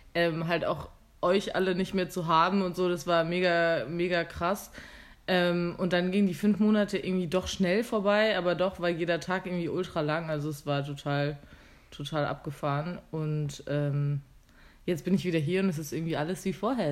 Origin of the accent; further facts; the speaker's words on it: Germany; now in Vienna, Austria; ich da ein Jobangebot hatte vom Landratsamt in meiner Heimat